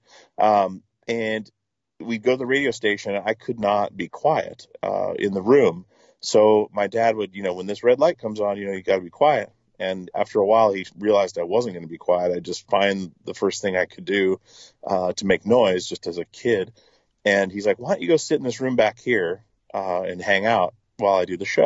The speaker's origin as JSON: {"language": "English", "town": "Petersburg", "region": "Alaska", "country": "United States", "tie": "born or raised there", "also_born_or_lived": "Longview, Washington / Portland", "moved": "as an adult", "said": "I grew up in Alaska on a small island called Petersburg"}